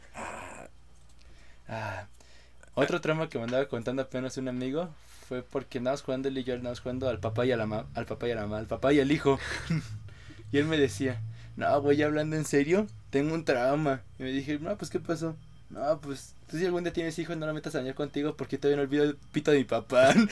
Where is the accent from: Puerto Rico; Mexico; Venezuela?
Mexico; como buen mexicano